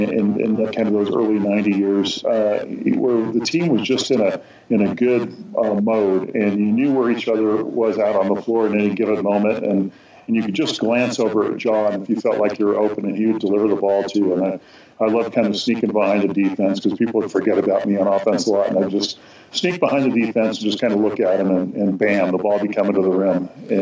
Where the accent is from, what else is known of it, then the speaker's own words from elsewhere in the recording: Los Angeles, California, United States; growing up in Los Angeles